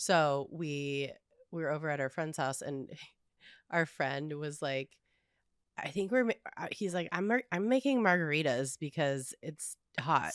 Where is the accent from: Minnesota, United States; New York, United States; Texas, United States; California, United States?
California, United States; Southern; also born or lived in the mountains; I grew up in the suburbs in, in Southern California